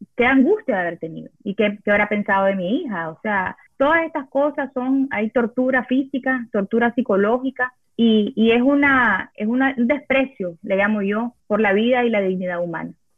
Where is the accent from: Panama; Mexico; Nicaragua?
Nicaragua; moved away as an adult; vivo en un país que no es el mío, yo no, no, no, no era residente, yo solo era, nicaragüense